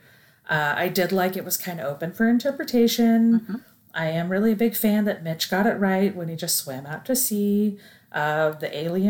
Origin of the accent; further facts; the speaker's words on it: Oregon, United States; we grew up in Oregon